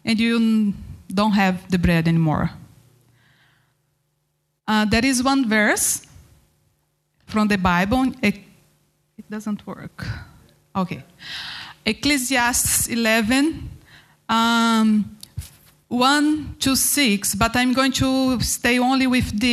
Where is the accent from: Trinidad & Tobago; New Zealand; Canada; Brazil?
Brazil; Goiânia, Goiás; English is a second language; moved away as an adult; also born or lived in north of Brazil / Mozambique; I start in my hometown, Goiânia, in Brazil.